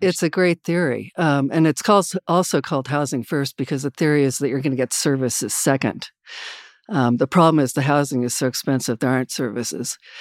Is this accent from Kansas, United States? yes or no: yes; Wichita, Kansas, United States; I grew up in Wichita, Kansas